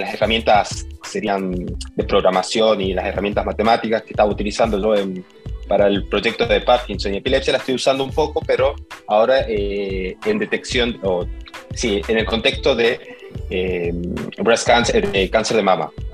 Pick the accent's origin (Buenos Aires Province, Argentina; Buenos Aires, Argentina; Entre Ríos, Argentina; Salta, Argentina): Salta, Argentina; moved away as an adult; also born or lived in Bariloche; now in New York, United States; soy salteño, nací en Salta y crecí en Salta. Viví hasta ahí, hasta los 20 años